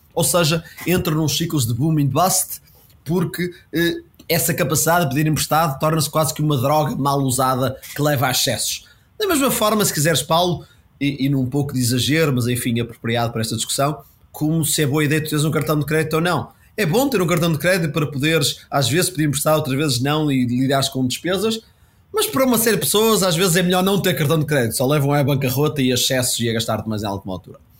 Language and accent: Portuguese; Portugal; como português